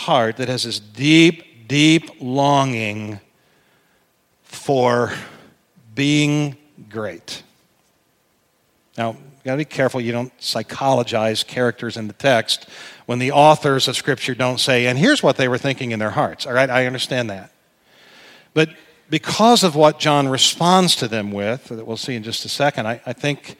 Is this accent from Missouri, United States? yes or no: no; Indianapolis, Indiana, United States; I'm from Indianapolis and a Colts fan